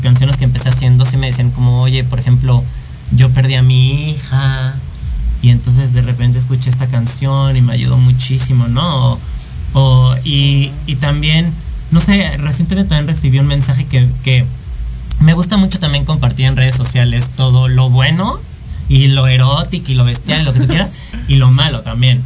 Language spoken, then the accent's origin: Spanish; Mexico; also born or lived in France; extraño mucho mi país y yo la quiero armar en mi país, que sé, que amo y que sé cómo funciona